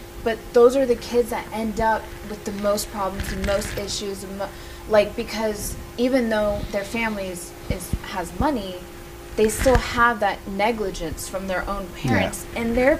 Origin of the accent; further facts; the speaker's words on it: South Orange County, California, United States; I'm from South Orange County, right?